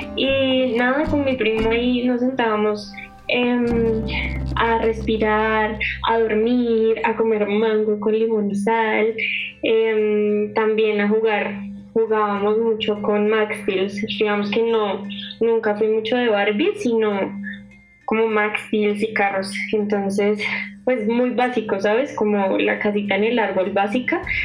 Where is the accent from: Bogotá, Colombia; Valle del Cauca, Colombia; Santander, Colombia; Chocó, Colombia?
Bogotá, Colombia; yo nací acá en Bogotá